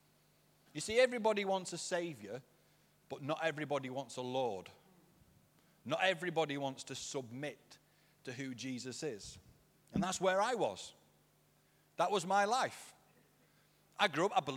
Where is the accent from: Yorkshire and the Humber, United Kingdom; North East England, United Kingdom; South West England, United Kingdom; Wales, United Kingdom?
Yorkshire and the Humber, United Kingdom; I'm a Yorkshireman